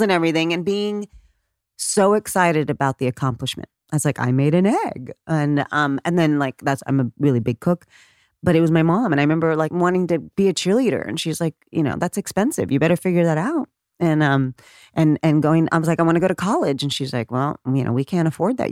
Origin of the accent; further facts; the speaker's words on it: Corpus Christi, Texas, United States; Corpus Christi, Texas. I'm a Texan.